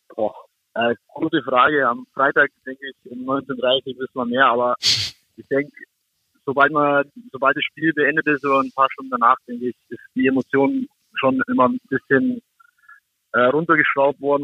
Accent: Augsburg, Bavaria, Germany; moved away; das ist meine Heimatstadt bin dort geboren, bin dort aufgewachsen

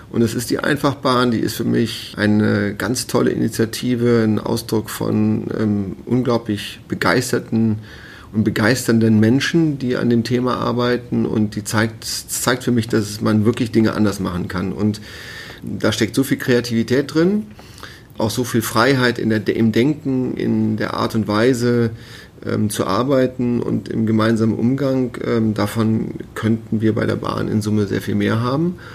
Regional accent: Cologne, North Rhine-Westphalia, Germany; moved away as an adult; Ja, auch als Rheinländer, aber es ist wirklich ähm, uns am Anfang schwer gefallen, aus Köln hierher zu ziehen.

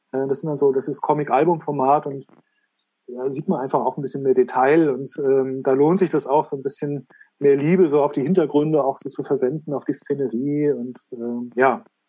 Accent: Frankfurt, Hesse, Germany; als Frankfurter

